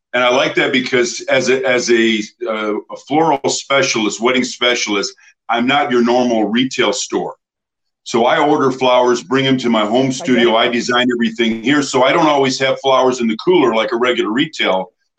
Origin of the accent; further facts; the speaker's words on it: Temecula, California, United States; I'm from the Southern California, Temecula area